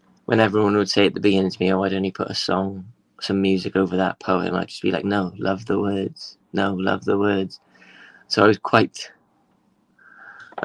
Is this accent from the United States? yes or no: no; Swansea, Wales, United Kingdom; moved away as an adult; also born or lived in London; when I moved away from Swansea, it's a funny thing, like when I moved to live in London when I was 18